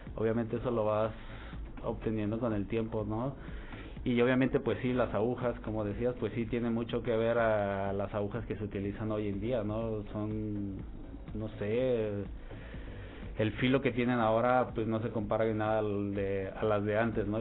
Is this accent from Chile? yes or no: no; Jalisco, Mexico; also born or lived in Mexico City; now in Torreón, Mexico; Soy de Jalisco